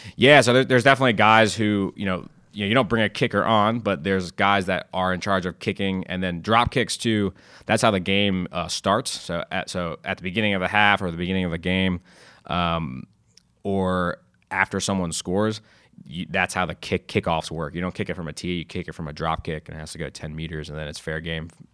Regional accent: Westminster, Maryland, United States; I grew up in Westminster, Maryland

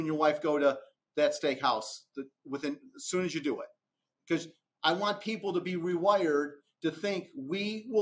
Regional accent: Romeo, Michigan, United States; moved away as an adult; now in Atlanta, United States; I grew up in Romeo, Michigan, just outside of Detroit

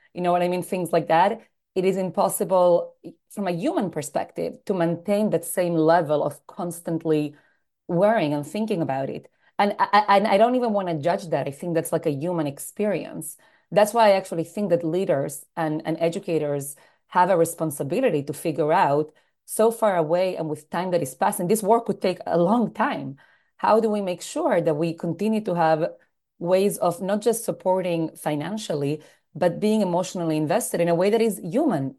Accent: Argentina; also born or lived in United States; now in New York, United States; I was born in Argentina, uh, to a rabbinic family, so I grew up in a home that was always very involved in the Jewish community. Grew up in, in South America, moved to the States

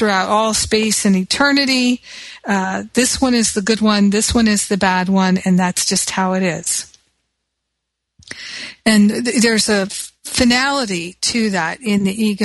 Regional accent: United States; because I'm American

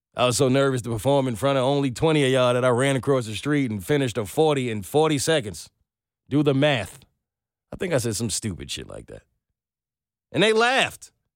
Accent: New York, United States; I'm from New York.

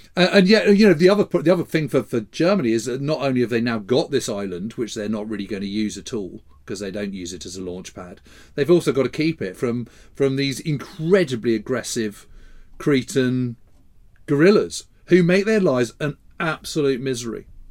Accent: United Kingdom; as a Brit, as a British historian

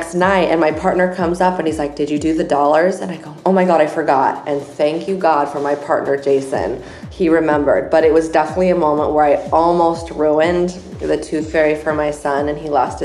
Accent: San Diego, California, United States; moved away as an adult; also born or lived in Chicago; I'm originally from San Diego, which is where I am today, but I lived in Chicago for 10 years

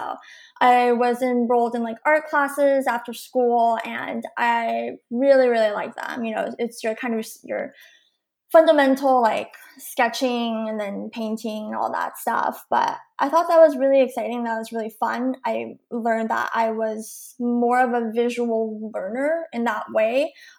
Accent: California, United States; So I was born in the Singapore Valley area, the 626, if you're kind of in the area and you know it, it's a very Asian community, but that's where I was born.

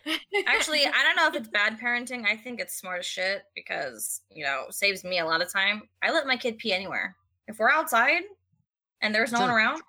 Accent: Hawaii, United States; moved away; I'm from Hawaii

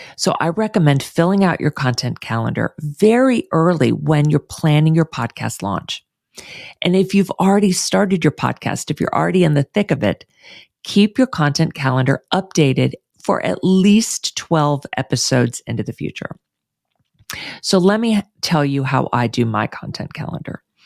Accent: Houston, Texas, United States; moved away; moving back to my hometown of Houston

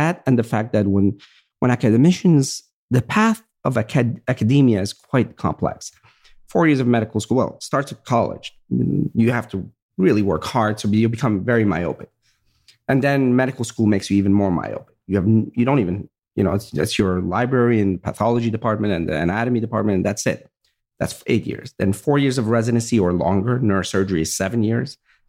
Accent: Virginia, United States; same background. My grandfather, same thing. We grew up in Virginia, and I remember we had a farm

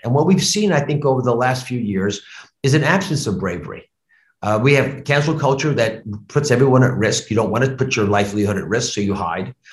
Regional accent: United States; also born or lived in Cleveland, Ohio; I grew up on the Delaware border with Pennsylvania

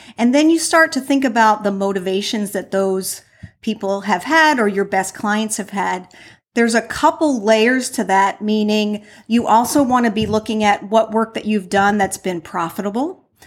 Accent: New Jersey, United States; now in Florida, United States; I'm from New Jersey

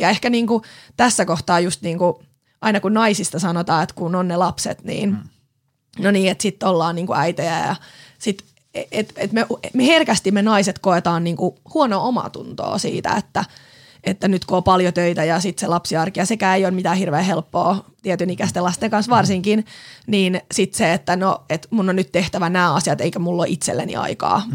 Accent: Pori, Satakunta, Finland; moved away as an adult; also born or lived in Helsinki capital region; now in Vantaa, Finland; mä oon porilainen, porilaistaustainen nainen, mutta oon asunut täällä pääkaupunkiseudulla nyt sit jo yli 10 vuotta

